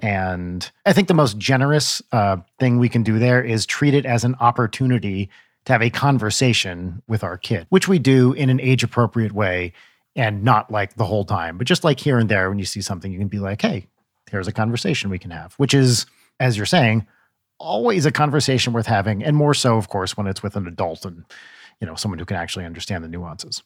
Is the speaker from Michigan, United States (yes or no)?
no; New Jersey, United States; I'm in my mid-forties, and I grew up in North Jersey in the eighties